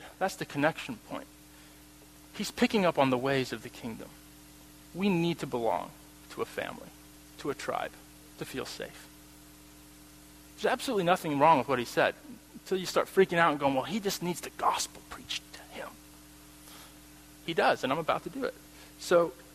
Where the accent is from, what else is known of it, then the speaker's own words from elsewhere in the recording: United States; I'm American. Norwegian-American.